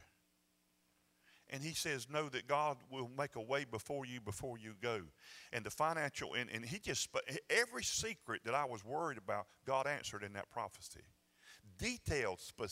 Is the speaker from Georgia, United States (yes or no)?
yes; Georgia, United States; I'm from Georgia